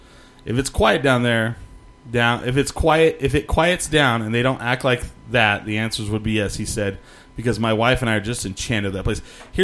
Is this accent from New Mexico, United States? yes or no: yes; Clovis, New Mexico, United States; also born or lived in Portales; I grew up in Clovis